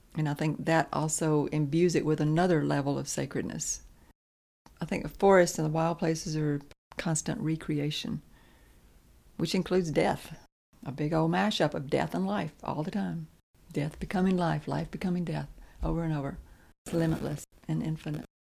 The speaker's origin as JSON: {"language": "English", "area": "Lawrence County", "region": "Alabama", "country": "United States", "tie": "born or raised there", "said": "I was born and raised in Lawrence County"}